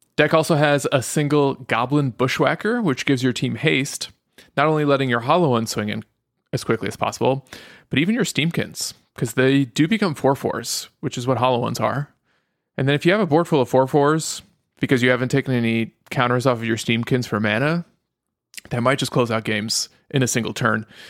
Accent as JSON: {"language": "English", "country": "United States", "also_born_or_lived": "Europe", "said": "Even though I'm an American, I was born in Europe"}